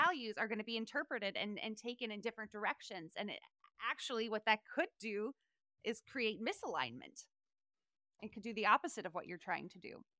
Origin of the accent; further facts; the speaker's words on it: North Carolina, United States; moved away; also born or lived in Charleston, South Carolina; I'm from North Carolina originally, born in Charleston, South Carolina.